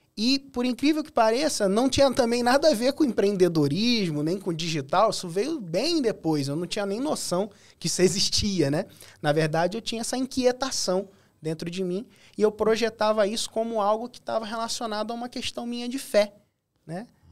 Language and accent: Portuguese; Cabo Frio, Rio de Janeiro, Brazil; Sou de Cabo Frio, Rio de Janeiro. Nascido e criado lá, hoje escolhi permanecer